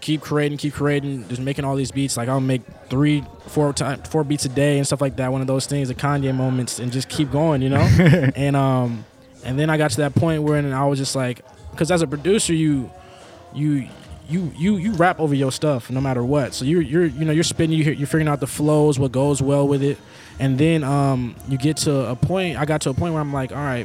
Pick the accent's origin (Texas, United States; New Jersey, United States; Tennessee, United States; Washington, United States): Washington, United States; Seattle; moved away as an adult; now in Portland, United States; I'm from Seattle, Washington